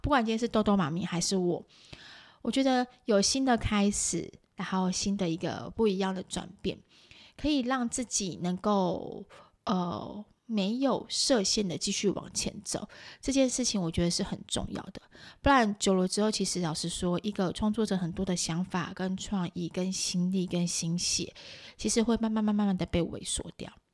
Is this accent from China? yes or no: no; Taiwan; 就我们台湾人来看